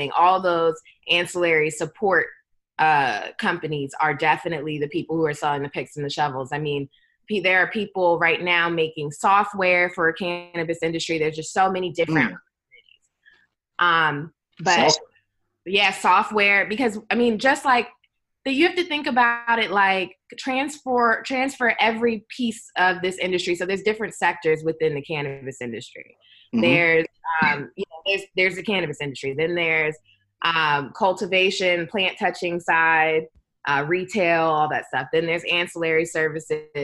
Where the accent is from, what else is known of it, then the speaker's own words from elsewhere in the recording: Maryland, United States; moved away; also born or lived in Georgia; my home state of Maryland